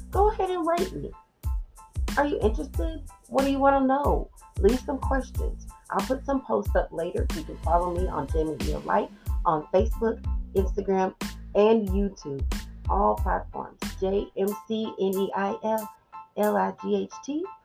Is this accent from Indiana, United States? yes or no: no; Georgia, United States; So, I was born and raised in Georgia for the most part. I'm a military brat, so I've been a little bit of everywhere, but the majority of my life has been spent around the CSRA area.